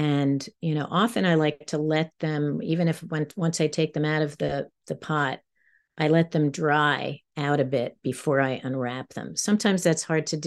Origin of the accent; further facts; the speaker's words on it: New York, United States; moved away as an adult; now in Maine, United States; I'm a New Yorker, so I'm a city girl, and now I'm, you know, it's kind of like, now I'm in the country